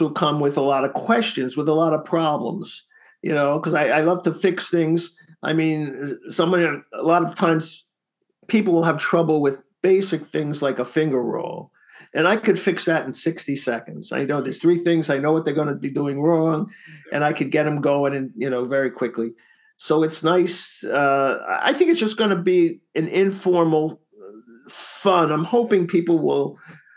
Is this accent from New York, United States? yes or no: yes; Bellmore, New York, United States; I grew up on Long Island, New York